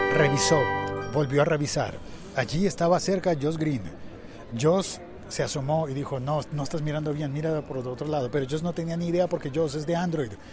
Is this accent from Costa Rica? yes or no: no; Mexico; pinches amables somos los mexicanos